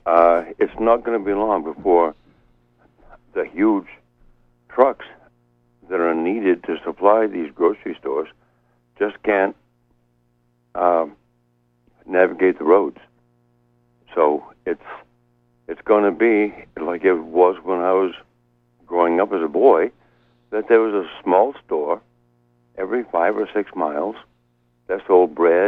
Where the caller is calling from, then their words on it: Penobscot, Maine, United States; from Penobscot.